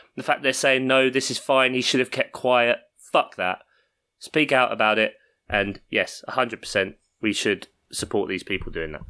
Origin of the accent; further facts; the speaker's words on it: London, United Kingdom; I grew up in South London